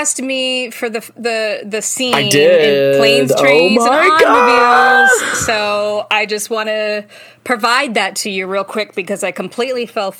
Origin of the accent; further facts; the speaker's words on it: Chicago, Illinois, United States; I'm from Chicago, so, you know, I got the voice, you know.